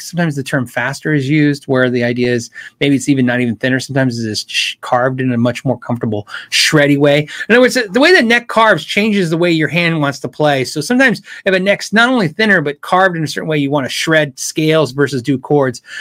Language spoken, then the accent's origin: English; Tucson, Arizona, United States; moved away as an adult; I was a kid from Tucson